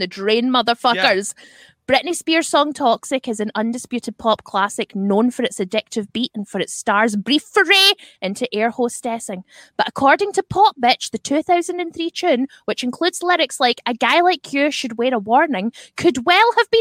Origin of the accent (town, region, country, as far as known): Scotland, United Kingdom; accent: Scottish